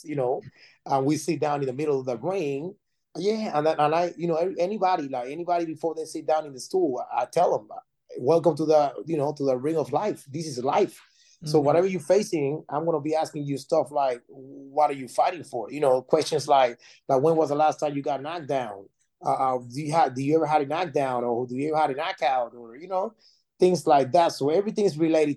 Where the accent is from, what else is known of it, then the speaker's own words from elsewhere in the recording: Panama City, Panama; moved away as an adult; now in United States; I'm originally from Panama City, Panama, and I came to the United States in 2002